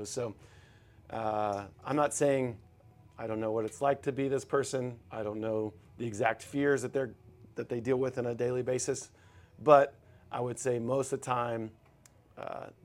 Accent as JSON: {"language": "English", "region": "Texas", "country": "United States", "said": "yeah for sure, and I take pride in like being a Texan"}